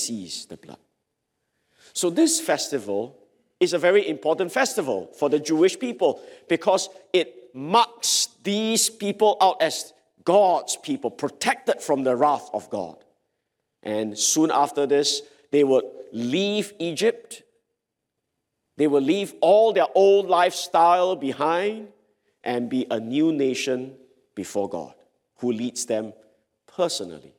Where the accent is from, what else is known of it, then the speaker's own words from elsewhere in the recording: Singapore; I'm a Singaporean